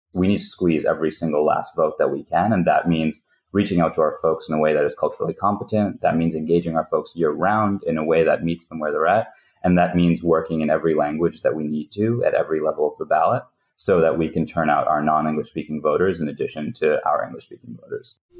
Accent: Waukesha County, Wisconsin, United States; moved away as an adult; now in Pennsylvania, United States; I grew up in Waukesha County, Wisconsin

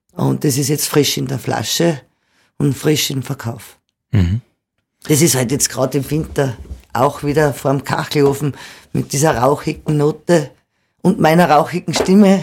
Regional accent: Austria; bei uns in Österreich

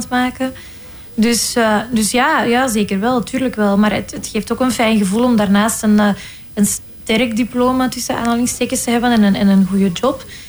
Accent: Flanders, Belgium; accent: Flemish; mijn Vlaamse accent

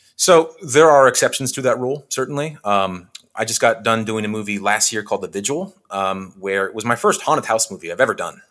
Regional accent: Western Washington, United States; moved away as an adult; also born or lived in Bellingham, Washington; now in Los Angeles, United States; where I grew up in Western Washington

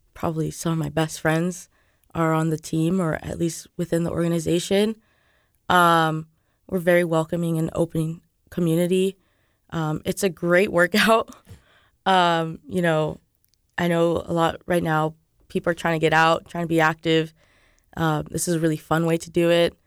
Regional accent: California, United States; moved away as an adult; now in Lawrence, United States; I'm from California, so I don't even know anybody here in Lawrence or in Kansas

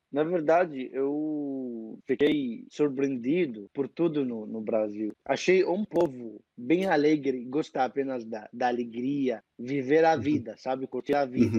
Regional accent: Egypt; Portuguese is a second language; do Egito, tenho 20, 25 anos, comecei a aprender o português é, faz, podemos dizer, três anos

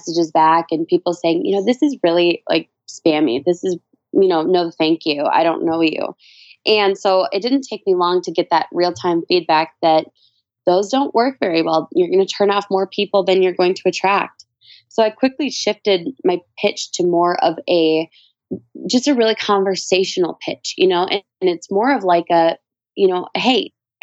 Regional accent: Minnesota, United States

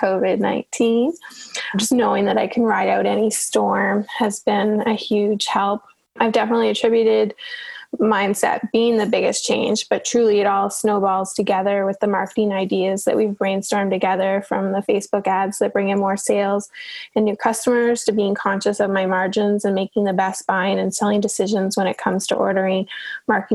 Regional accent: Newfoundland and Labrador, Canada; now in Halifax, Canada; I'm originally from Newfoundland, and which is a province over

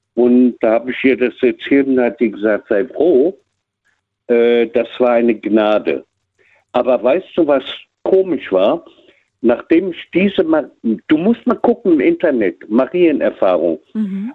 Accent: Frankfurt, Hesse, Germany; also born or lived in Cologne; in Frankfurt groß geworden

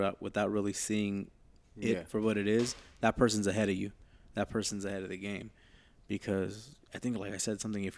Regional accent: Los Angeles, California, United States; because we grew up in Echo Park, and that's kind of like the epicenter of just basically where the city's at, in a sense. We're like 5 minutes away from downtown

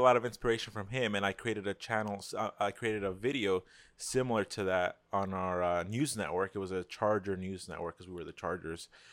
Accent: New York City, New York, United States; I'm from New York, Queens

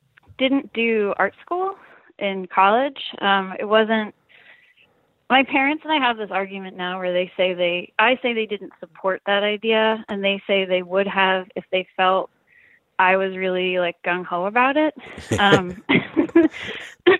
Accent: Easton, Pennsylvania, United States; I grew up in Easton, Pennsylvania

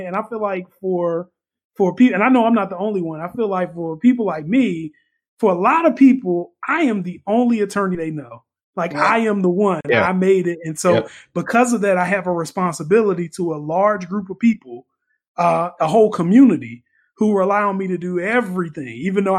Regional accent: United States; But on the other hand, I felt sad because I feel like I'm American and I have to go back.

